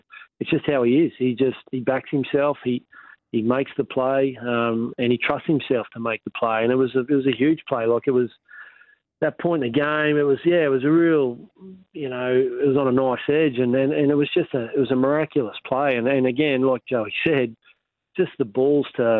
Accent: Rockhampton, Queensland, Australia; another Rockhampton boy

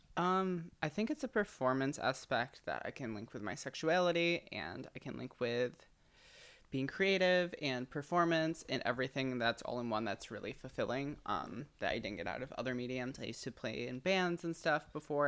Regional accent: Midwest, United States; moved away; also born or lived in Michigan; I'm from the Midwest

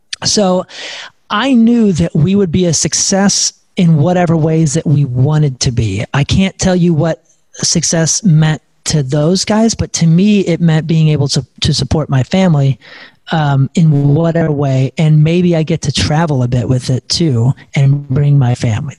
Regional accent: St. Louis, Missouri, United States; we're all from St. Louis

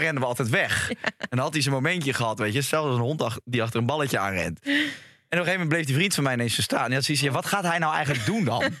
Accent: Rotterdam, South Holland, Netherlands; Ik ben opgegroeid in Rotterdam

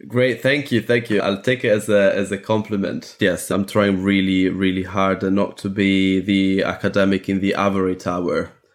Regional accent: Athens, Attica, Greece; I was born in Athens

